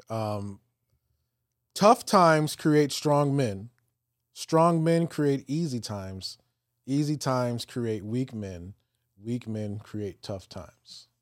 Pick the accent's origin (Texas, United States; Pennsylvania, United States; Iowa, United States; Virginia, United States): Virginia, United States; So I grew up in Virginia uh-huh. um, in the peninsula area.